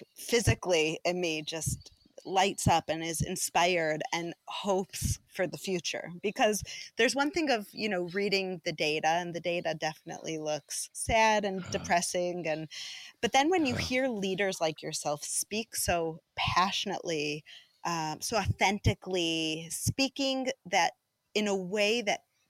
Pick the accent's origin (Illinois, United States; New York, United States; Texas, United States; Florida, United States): Illinois, United States; Chicago; moved away as an adult; now in Israel; I grew up in a, you know, Jewish community in Chicago